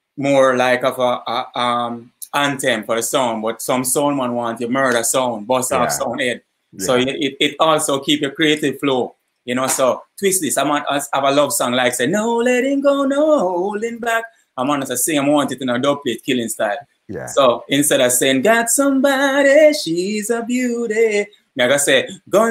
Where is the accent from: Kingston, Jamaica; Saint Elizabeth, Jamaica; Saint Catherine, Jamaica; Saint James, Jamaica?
Kingston, Jamaica; also born or lived in Portland, Jamaica; I moved to Kingston like as a toddler. So most of my life is in Eastern Kingston